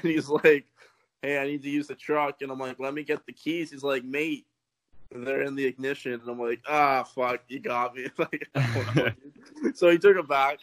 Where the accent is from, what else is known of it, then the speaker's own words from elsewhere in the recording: Canada; I'm from Canada.